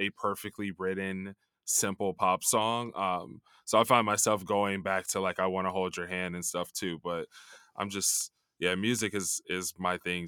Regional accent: Chicago, Illinois, United States; I grew up in Chicago in the 90s

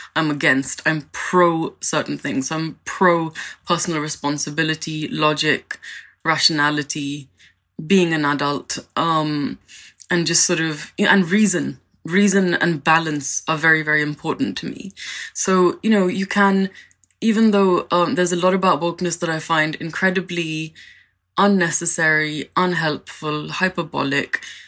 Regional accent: India; now in London, United Kingdom; I'm an Indian immigrant

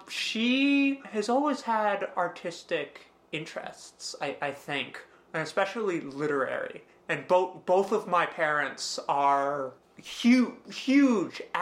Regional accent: Edison, New Jersey, United States; I was born in Central Jersey, and I still live in Central Jersey.

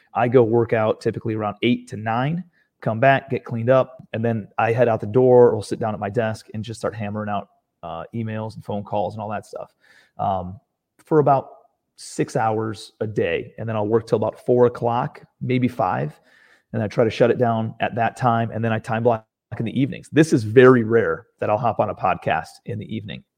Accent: Cleveland, Ohio, United States; moved away as an adult; now in Charleston, United States; I'm from Cleveland, Ohio originally.

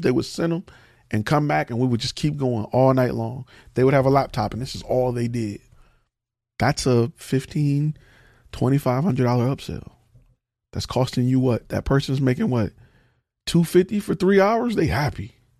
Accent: Detroit, Michigan, United States; I'm from, I'm from Detroit

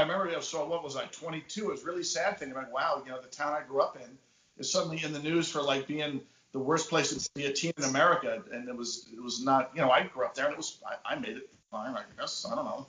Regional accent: Bergenfield, New Jersey, United States; So the town I grew up in, Bergenfield, New Jersey

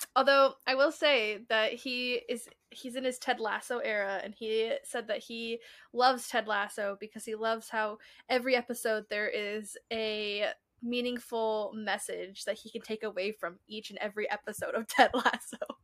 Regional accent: Colorado, United States; We're from Colorado

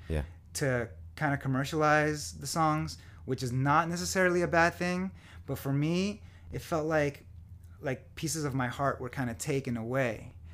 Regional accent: Florida, United States; moved away as an adult; also born or lived in California; now in Nashville, United States; I'm from Florida

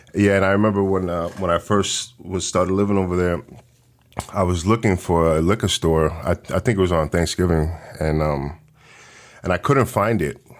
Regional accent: New York City, New York, United States; moved away; also born or lived in the Bronx; I'm from Washington Heights originally

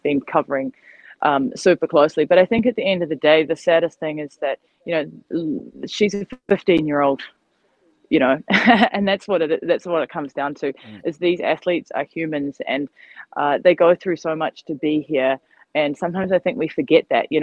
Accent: New Zealand; moved away; disconnected from my home country because I physically couldn't get back

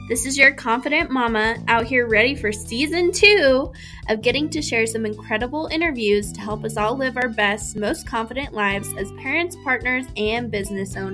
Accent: Evanston, Wyoming, United States; grew up in Evanston, which is right along the Wyoming Utah border

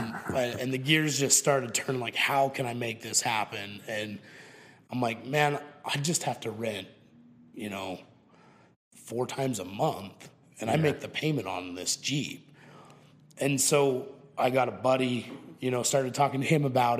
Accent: Moab, Utah, United States; I grew up in Moab, and I don't know if you've ever heard of it, but it's a kind of a special place down in Utah

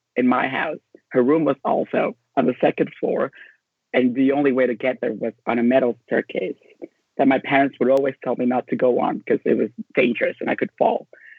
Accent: Honduras; moved away; I was born and raised in Honduras

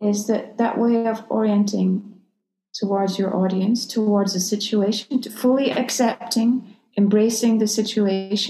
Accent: Scotland, United Kingdom; moved away; also born or lived in London; I grew up in Scotland

